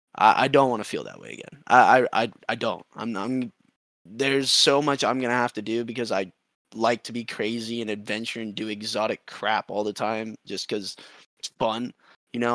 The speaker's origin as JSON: {"language": "English", "town": "Austin", "region": "Texas", "country": "United States", "tie": "born or raised there", "said": "my hometown. I'm from here."}